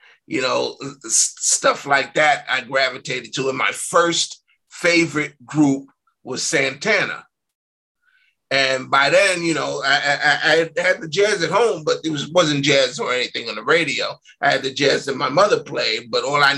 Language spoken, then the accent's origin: English; New York, United States; I was born in 59, so I grew up in New York in the 60s and the 70s